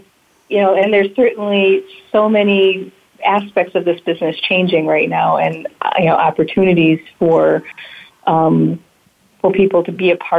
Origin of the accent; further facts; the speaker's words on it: Flint, Michigan, United States; Like, you know, I grew up in Flint.